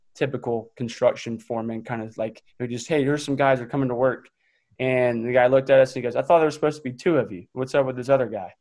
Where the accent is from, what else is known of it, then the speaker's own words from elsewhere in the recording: just outside of Raleigh, North Carolina, United States; I grew up just outside of Raleigh, um, so in the Triangle area.